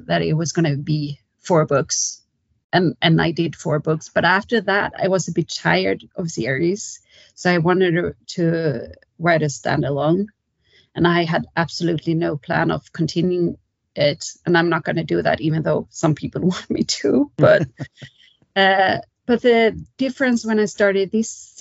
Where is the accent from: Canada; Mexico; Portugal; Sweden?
Sweden; Kalmar, Kalmar County; now in Stockholm, Sweden; Because I'm from the south of Sweden, a small town called Kalmar, but I live in Stockholm now, the capital